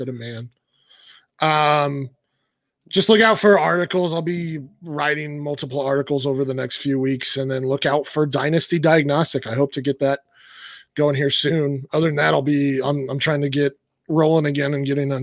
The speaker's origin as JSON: {"language": "English", "region": "Colorado", "country": "United States", "tie": "born or raised there", "said": "I grew up in Colorado."}